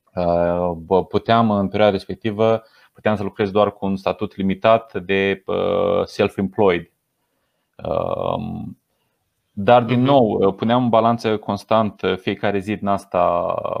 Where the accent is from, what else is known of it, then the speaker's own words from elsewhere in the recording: Romania; moved away as an adult; now in England, United Kingdom; eu ca român